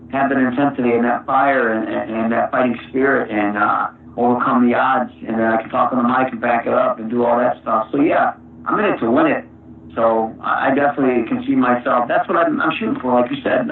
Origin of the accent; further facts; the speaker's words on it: Saginaw, Michigan, United States; I'm from Saginaw.